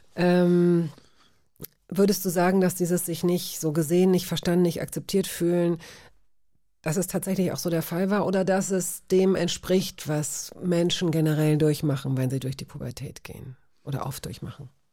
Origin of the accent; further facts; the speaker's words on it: Hanover, Lower Saxony, Germany; ich fand es gut, da aufzuwachsen